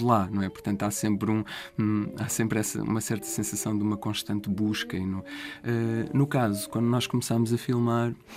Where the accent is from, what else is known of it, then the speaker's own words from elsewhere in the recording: Sertã, Centro, Portugal; moved away as an adult; now in Lisbon, Portugal; foi onde eu cresci, eu cresci na, na, na Sertã